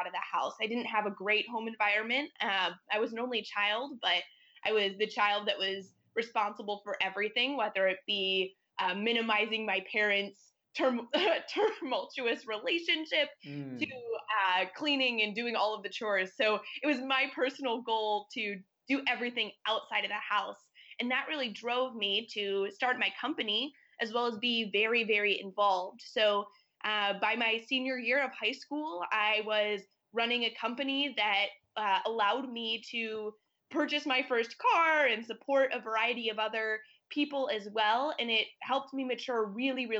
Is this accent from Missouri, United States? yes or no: no; Toledo, Ohio, United States; So I grew up in Toledo, Ohio, which is right on the border of Ohio and Michigan.